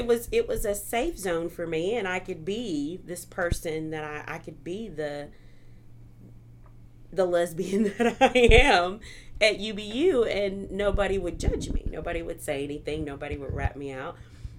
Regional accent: Missouri, United States; now in Arkansas, United States; So, I guess you could say I'm from Missouri. I was an Army brat. But I came to Arkansas because I got a scholarship

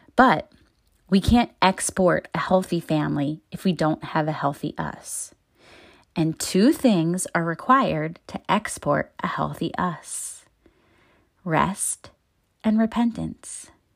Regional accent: Baltimore, Maryland, United States; moved away as an adult; my thirty-two years in my hometown

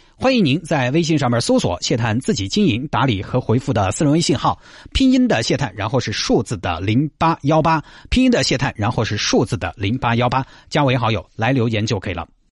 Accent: Santai, Sichuan, China; moved away; 去绵阳还是要去我的老家三台龙？

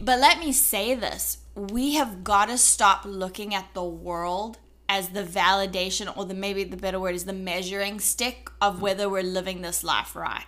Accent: South Africa; accent: South African; now in United States; As a South African, I'm a South African citizen.

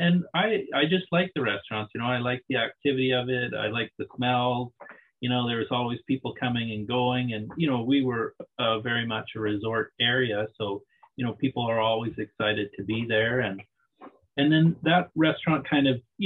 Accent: Liverpool, Nova Scotia, Canada; moved away as an adult; now in Tofino, Canada; I'm from Liverpool, Nova Scotia. That's where I was born. I grew up just outside of Liverpool on Somerville Beach.

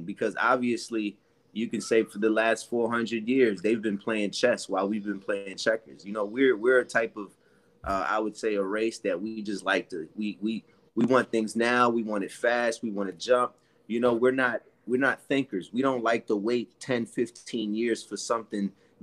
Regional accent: New York City, New York, United States; my mom and dad, growing up in Brooklyn, a one apartment house, all that, dad working, mom struggling

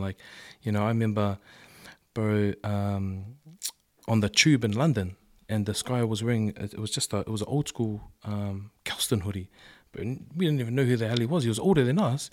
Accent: Auckland, New Zealand; I grew up in Avondale, and then, um, and then I went to Carlston

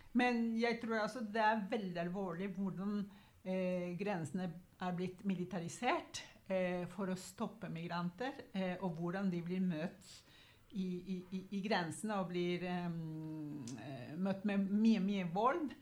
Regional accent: Guatemala; now in Oslo, Norway; jeg kommer opprinnelig fra Guatemala

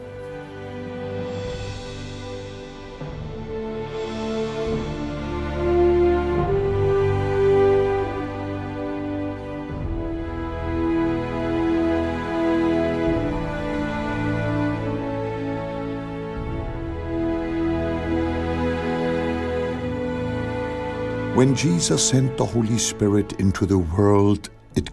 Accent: North Germany, Germany; You know, I grew up in North Germany at the mouth of the River Elbe. It is a tidal area.

